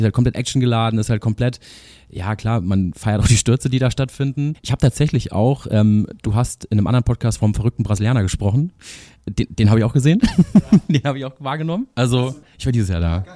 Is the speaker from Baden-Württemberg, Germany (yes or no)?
yes; Freiburg im Breisgau, Baden-Württemberg, Germany; ich bin äh, aufgewachsen ja in Freiburg im Breisgau